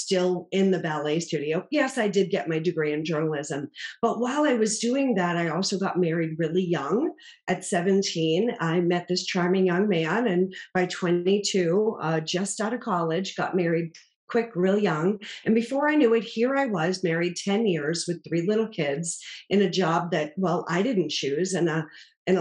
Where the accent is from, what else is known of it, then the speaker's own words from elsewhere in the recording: Boston, Massachusetts, United States; I grew up in Boston, Massachusetts